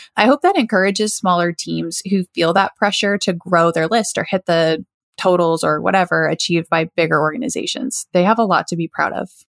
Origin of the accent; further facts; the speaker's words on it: Lakeland, Florida, United States; an organization here in my hometown, uh, Lakeland, Florida